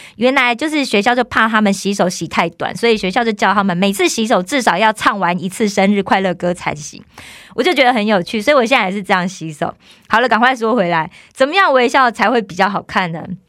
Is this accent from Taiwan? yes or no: yes; Taiwan; moved away as an adult; also born or lived in South Korea; 我是台湾来的